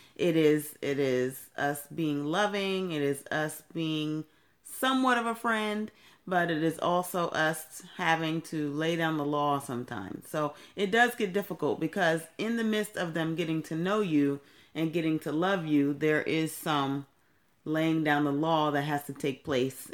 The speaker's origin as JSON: {"language": "English", "town": "Temple Hills", "region": "Maryland", "country": "United States", "tie": "born or raised there", "also_born_or_lived": "Brooklyn, New York", "said": "when I was 11 years old, my mother moved us here to Maryland"}